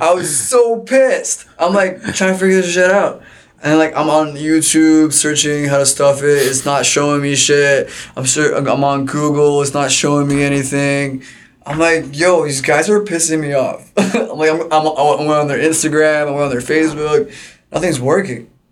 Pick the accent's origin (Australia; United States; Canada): Canada; Mississauga, Ontario; I'm from Mississauga